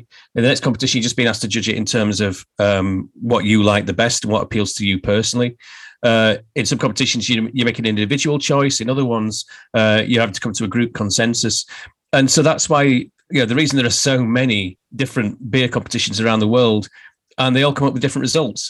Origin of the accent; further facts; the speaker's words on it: Barnsley, Yorkshire and the Humber, United Kingdom; the beer that represents my hometown